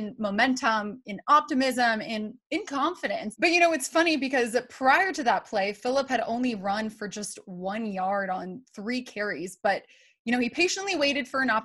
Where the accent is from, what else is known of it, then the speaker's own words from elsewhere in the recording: Florida, United States; I'm from Florida